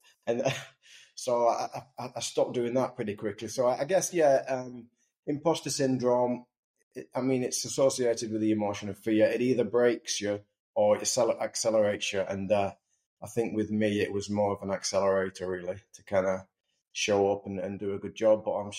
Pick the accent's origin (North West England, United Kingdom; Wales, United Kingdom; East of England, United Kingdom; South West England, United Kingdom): North West England, United Kingdom; Wigan; I grew up in Wigan with a rugby ball in my mouth and, you know, bred into the world of rugby league and living in a town like Wigan